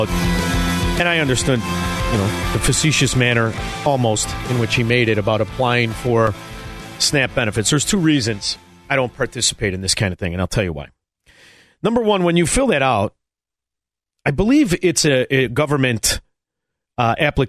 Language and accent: English; Melrose Park, Illinois, United States; everybody I grew up with in Melrose Park